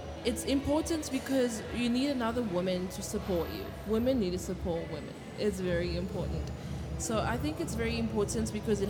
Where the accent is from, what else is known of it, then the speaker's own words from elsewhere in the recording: DR Congo; I'm from the DRC, Congo.